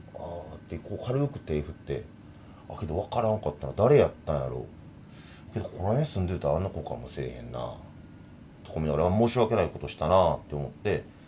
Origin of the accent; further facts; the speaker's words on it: Kobe, Hyogo, Japan; moved away; 俺の地元っていうのが神戸の永田っていうとこやから